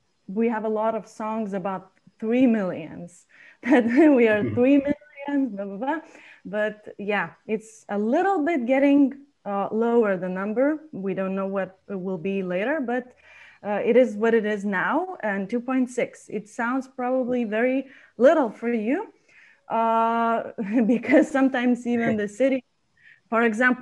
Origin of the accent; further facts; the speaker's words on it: Lithuania; English is a second language; also born or lived in San Diego; I'm not from here. I'm from Lithuania.